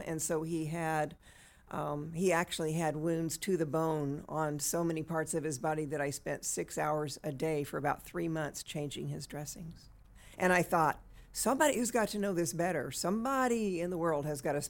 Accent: Texas, United States; now in Bakersfield, United States; Well, I guess you could say I'm a Valley girl.

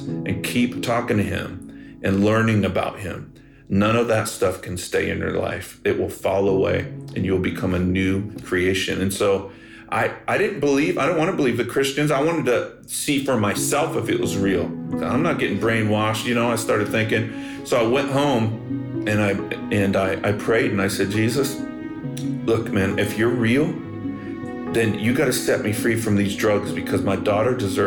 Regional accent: Bakersfield, California, United States; also born or lived in Los Angeles; I grew up in Bakersfield, California, home of … and hee-haw country music

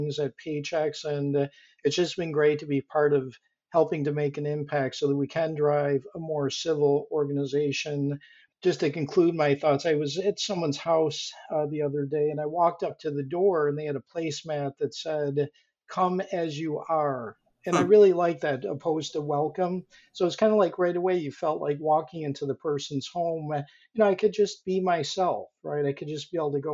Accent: Rochester, New York, United States; moved away as an adult; also born or lived in Boulder, Colorado / Japan / Tokyo / Guangzhou, China; I actually grew up in Rochester, New York.

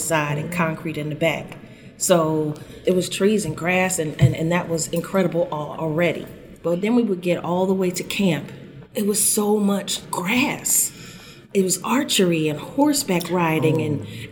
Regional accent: Philadelphia, Pennsylvania, United States; I grew up in North Philly

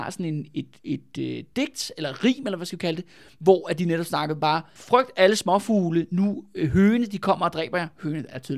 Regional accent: Copenhagen, Capital Region of Denmark, Denmark; Jeg, jeg er fra København, ikke?

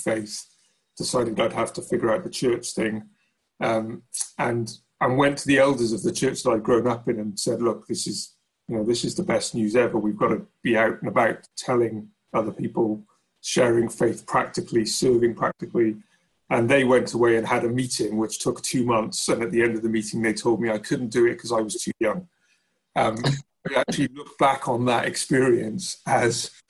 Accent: South Wales, United Kingdom; moved away as an adult; also born or lived in Bath; I grew up in South Wales

